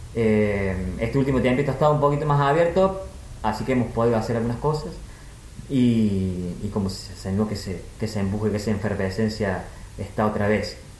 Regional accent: Argentina; como buen argentino

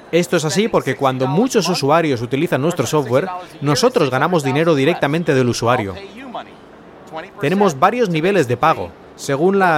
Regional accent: United States; Es una empresa del Reino Unido, yo soy de Estados Unidos y todos los demás son extranjeros de otros lugares.

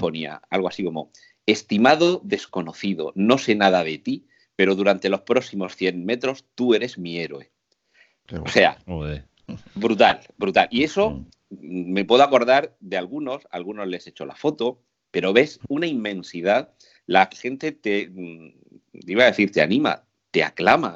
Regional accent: Murcia, Region of Murcia, Spain; Yo iba vestido de, huertano, de aquí de Murcia, con mis zarahueles, con mi, con mi, con mi faja, con mi chaleco. O sea, si soy de Murcia

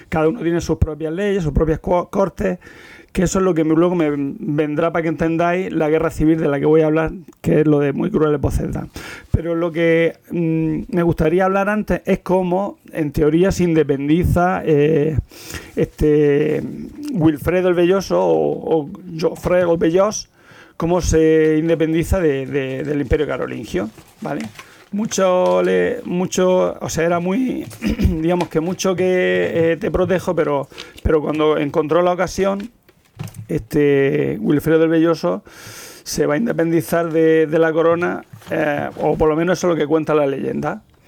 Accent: Almería, Andalusia, Spain; moved away; also born or lived in Barcelona; no soy castellano, soy de Almería

